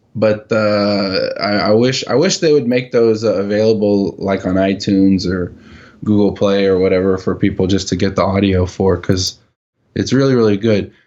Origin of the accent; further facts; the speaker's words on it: United States; I'm from America and that's how we do things.